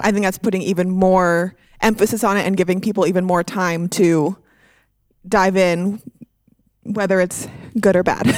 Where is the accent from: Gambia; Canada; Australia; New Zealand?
Canada; now in United States; I'm from Canada